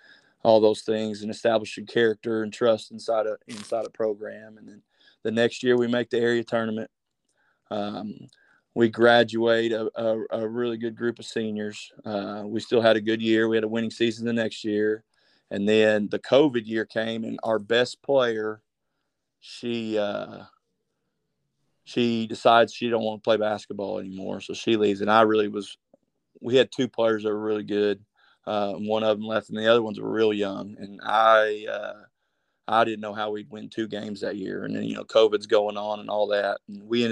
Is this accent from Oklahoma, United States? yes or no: yes; McAlester, Oklahoma, United States; moved away as an adult; I'm originally from McAlester.